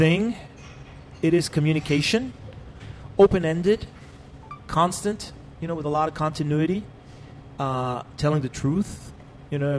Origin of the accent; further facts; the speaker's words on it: Mexico; moved away as an adult; also born or lived in Cancun, Mexico; now in Los Angeles, United States; I studied philosophy and literature and anthropology when I was in Mexico. And then I was in a punk band in my hometown called …